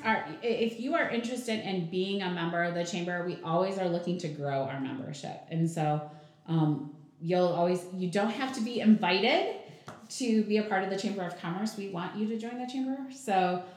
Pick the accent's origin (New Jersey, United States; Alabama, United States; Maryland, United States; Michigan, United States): Michigan, United States; Jackson; moved away as an adult; also born or lived in Napoleon, Michigan; now in Battle Creek, United States; it was leaving Jackson actually. Um, that was it's my hometown